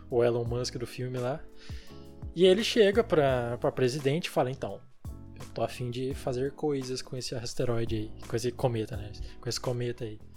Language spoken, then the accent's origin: Portuguese; Brazil; como brasileiros